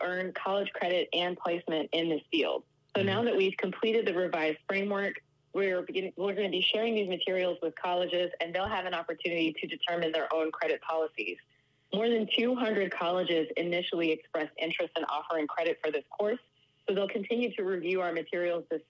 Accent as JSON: {"language": "English", "town": "Deptford", "region": "New Jersey", "country": "United States", "tie": "born or raised there", "said": "I grew up in South Jersey"}